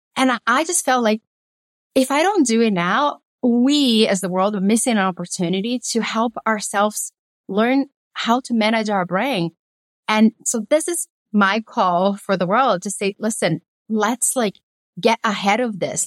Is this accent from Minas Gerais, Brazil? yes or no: yes; Belo Horizonte, Minas Gerais, Brazil; also born or lived in Governador Valadares, Brazil; now in United States; I was born in a little town called Governador Valadares and then moved to Belo Horizonte